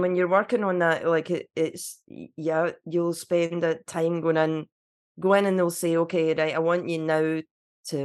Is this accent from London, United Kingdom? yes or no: no; Cumbernauld, Scotland, United Kingdom; also born or lived in Glasgow; I did grow up in Cumbernauld. I'm first generation Cumbernauld